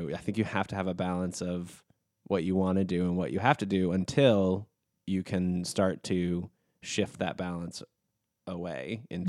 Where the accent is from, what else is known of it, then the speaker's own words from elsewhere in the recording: New York City, New York, United States; I think being a New Yorker, I think being a non like financially gifted adult